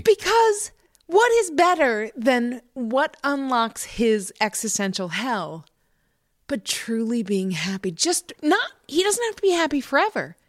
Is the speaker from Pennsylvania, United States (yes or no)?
no; New York, United States; moved away; I grew up in New York